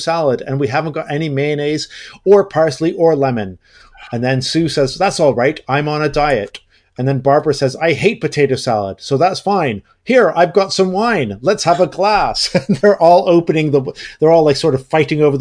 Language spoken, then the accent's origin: English; Canada; I am a Canadian, a Canuck